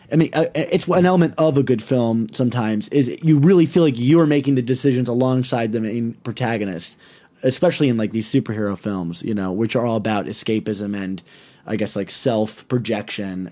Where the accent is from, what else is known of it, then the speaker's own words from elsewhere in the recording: Maryland, United States; moved away as an adult; also born or lived in New York / Baltimore area; I'm from Maryland